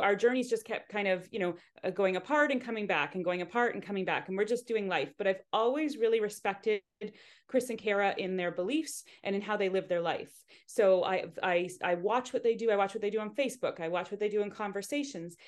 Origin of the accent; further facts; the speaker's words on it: Hamilton, Ontario, Canada; I was born in Hamilton and, uh, so not too far from here.